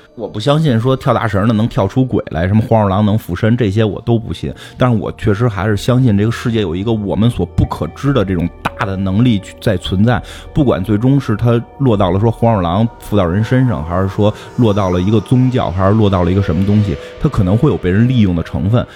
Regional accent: China; 作为中国人，我觉得比《达芬奇密密码》还强

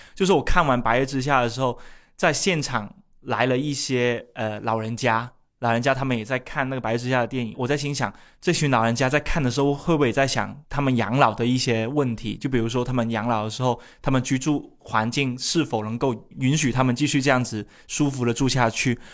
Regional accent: Shunde, Guangdong, China; 我现在是广东人人格，我是顺德人人格

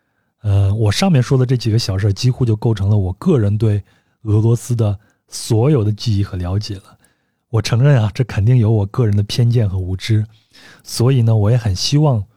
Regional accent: Yuxi area, Yunnan, China; 那我的老家呢，可能很多听友也已经知道了，是玉溪地区的一个小城。那我们老家呢，它就盛产黄金。

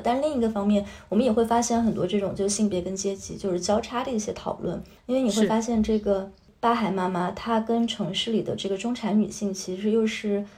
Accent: Guizhou, China; moved away; 我从小的时候在贵州长大

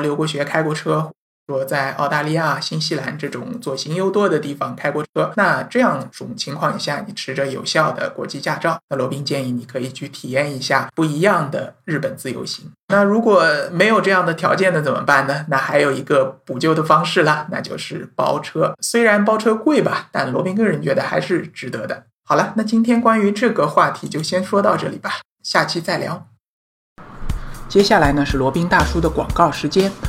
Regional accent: China; 我们中国人

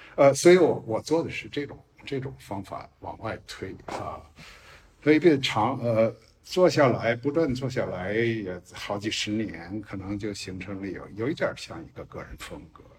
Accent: China; first language Chinese; moved away; also born or lived in United States; 我是一个中国文化长出来的人，可以说我是一个中国人

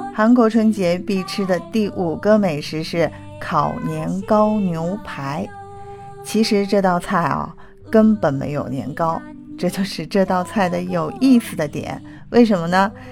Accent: China; 因为我们中国人也吃火锅

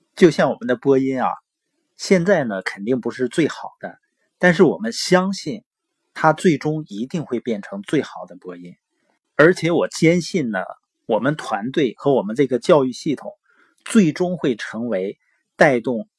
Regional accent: Northeast China, China; accent: Northeastern (Dongbei); 因为我是东北的口音嘛，往往有的时候评卷舌是不分的

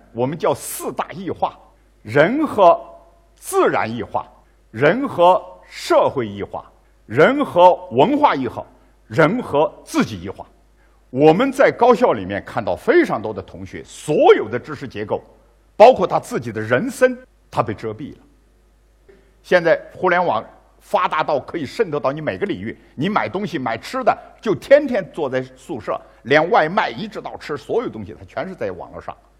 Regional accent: China; 包括我们中国人，买Gucci包包

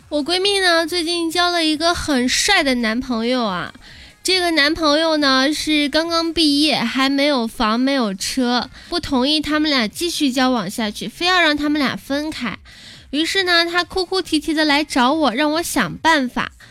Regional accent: China; 我们中国人

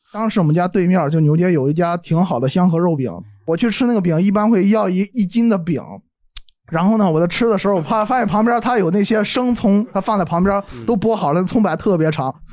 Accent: Shandong, China; 我是山东人，

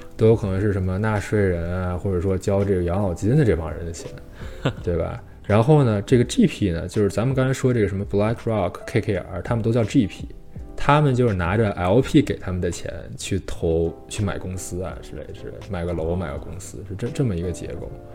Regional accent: China; now in Canada; 虽然咱们都是中国人

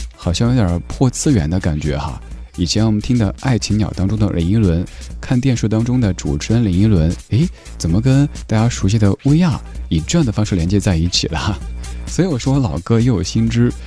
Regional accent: Chengdu, Sichuan, China; 我家乡成都

